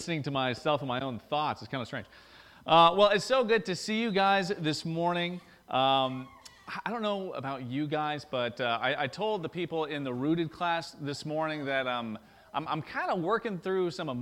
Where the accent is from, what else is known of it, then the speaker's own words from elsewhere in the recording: Maryville, Tennessee, United States; accent: thick southern drawl; moved away as an adult; now in St. Albans; my thick southern drawl, that I was born and raised in East Tennessee